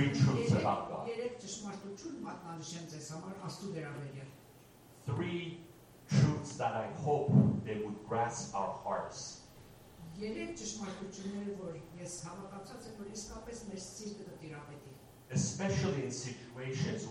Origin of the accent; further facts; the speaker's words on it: Iran; As an Iranian Christian from a Muslim background